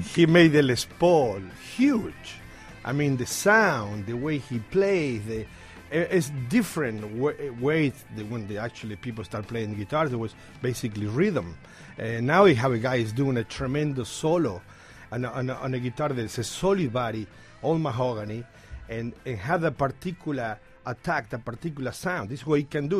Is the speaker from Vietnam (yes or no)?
no; Argentina; English is a second language; now in New York City, United States; I'm from Argentina